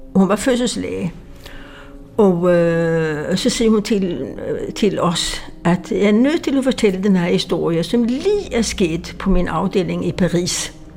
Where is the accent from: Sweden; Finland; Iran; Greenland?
Sweden; accent: Swedish; Danish is a second language; now in Denmark; jeg kommer fra Sverige, det kan man høre på min accent